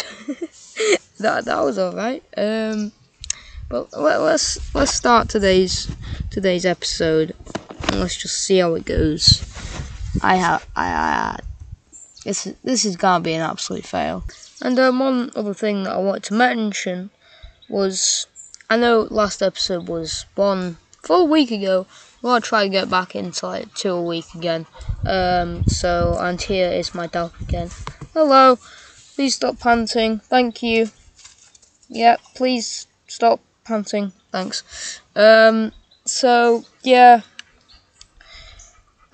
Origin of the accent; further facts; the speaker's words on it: England, United Kingdom; I am English